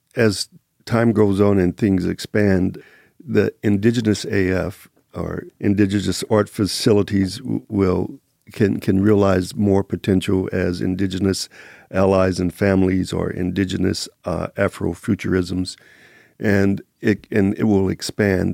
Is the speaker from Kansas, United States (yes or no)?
yes; Kansas City, Kansas, United States; now in Las Vegas, United States; I'm originally from Kansas City, Kansas.